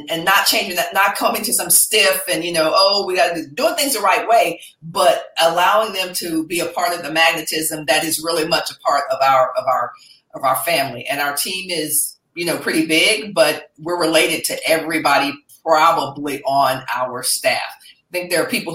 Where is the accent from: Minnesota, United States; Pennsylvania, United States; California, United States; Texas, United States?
Texas, United States; Dallas; my hometown of Dallas